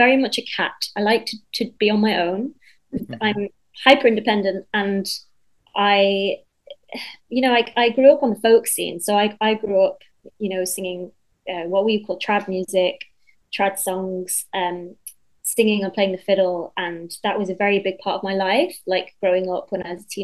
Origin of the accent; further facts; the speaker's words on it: Cumbria, North West England, United Kingdom; now in London, United Kingdom; I was born in Cumbria, which is in the northwest of England. I now live down in London